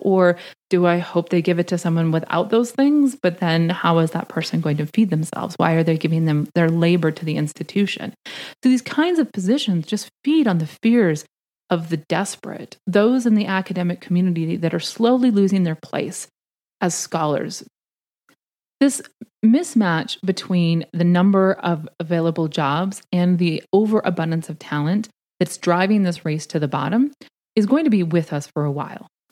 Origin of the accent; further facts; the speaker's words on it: Canada; moved away as an adult; now in United States; I'm Canadian uh, by birth. I was raised in Canada. I came to the States to do my PhD